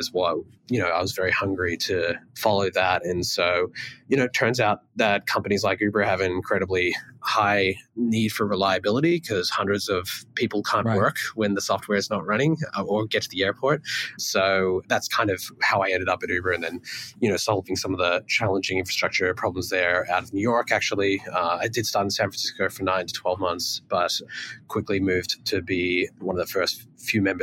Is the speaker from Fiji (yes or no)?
no; Australia; moved away as an adult; also born or lived in Melbourne; now in United States; I came from Australia